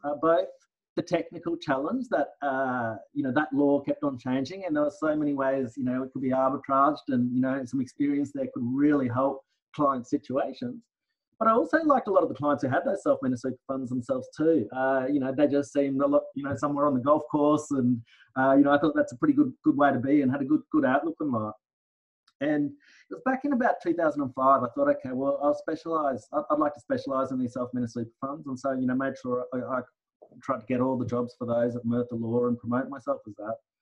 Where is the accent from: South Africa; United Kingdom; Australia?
Australia; Brisbane, Queensland; also born or lived in Townsville; I was born in Townsville, uh, yeah. uh, but I came down to Brisbane at the ripe old age of one. So yeah. it's, it's, my hometown